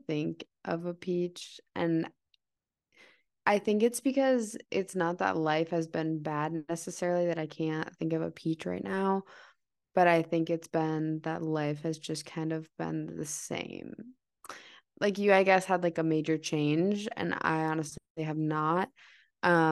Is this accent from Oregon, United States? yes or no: no; Milwaukee, Wisconsin, United States; we are both from Milwaukee, Wisconsin.